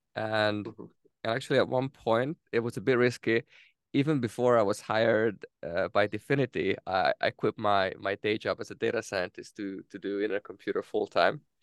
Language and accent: English; Hungary; moved away as an adult; also born or lived in Denmark; born in, in Hungary, and I, I went to Denmark first to, to study my or to study